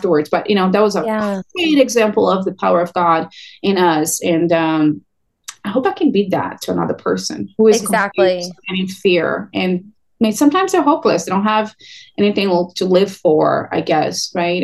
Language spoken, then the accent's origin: English; Brazil; now in California, United States; I'm Brazilian. I'm from Brazil originally.